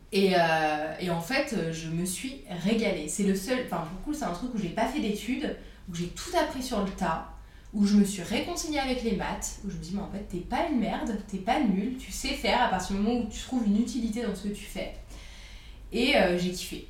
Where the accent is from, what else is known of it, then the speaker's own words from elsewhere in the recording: France; also born or lived in Burgundy / Paris / Annecy; j'ai grandi en Bourgogne. Euh, et, à Paris, donc euh, entre les deux, vu que mes parents sont séparés